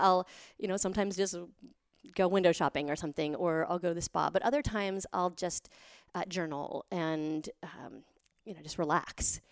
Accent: Montana, United States; I grew up in Montana with nothing

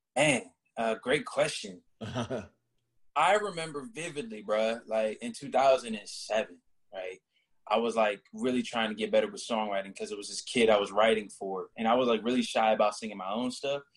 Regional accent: Orlando, Florida, United States; also born or lived in Rhode Island; I was born in Rhode Island, but I, I rep Orlando, Florida heavy. I was there for majority of my life

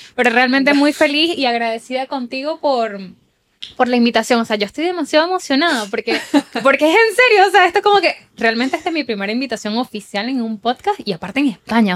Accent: Puerto Ordaz, Bolívar, Venezuela; moved away as an adult; also born or lived in Chile / United States; now in Spain; de donde soy yo, de Puerto Ordaz, Estado Bolívar

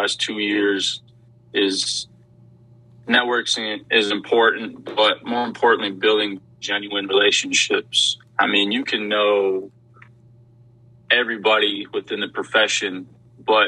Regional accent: Wyoming, United States; moved away as an adult; now in Louisiana, United States; born and raised in Wyoming, I was ready to get out of the state of Wyoming

